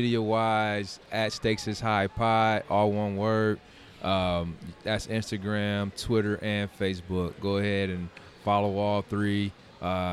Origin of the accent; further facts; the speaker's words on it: Midwest, United States; We from the Midwest. I'm from the Midwest